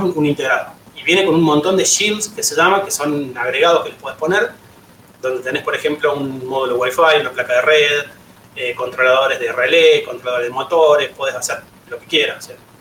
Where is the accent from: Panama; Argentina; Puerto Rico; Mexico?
Argentina; La Rioja; now in Córdoba, Argentina; soy de La Rioja, me vine a Córdoba en 2005